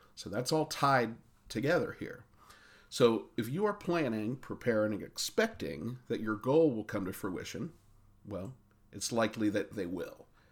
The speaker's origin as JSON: {"language": "English", "town": "Coshocton", "region": "Ohio", "country": "United States", "tie": "born or raised there"}